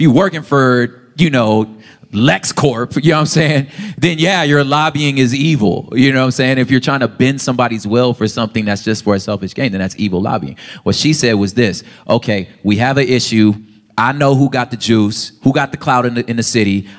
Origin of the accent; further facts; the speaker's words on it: Los Angeles, California, United States; I'm just from South Central